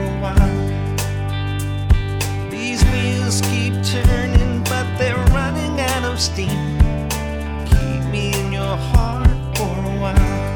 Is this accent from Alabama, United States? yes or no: yes; Alabama, United States; I uh, I'm from Alabama originally. So most people associate the Southern accent with stupidity.